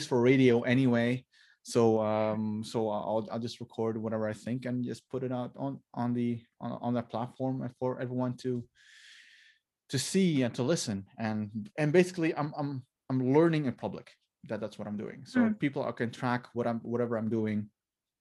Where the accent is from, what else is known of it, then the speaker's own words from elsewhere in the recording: Maluku Islands, Indonesia; I'm from the Maluku Islands, which is between Australia and the Philippines.